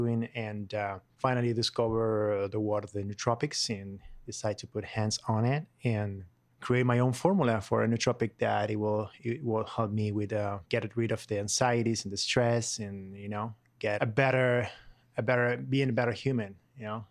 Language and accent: English; Buenos Aires, Argentina; English is a second language; moved away as an adult; now in United States; I'm from Argentina, um, Buenos Aires, and I came to this country like seven years ago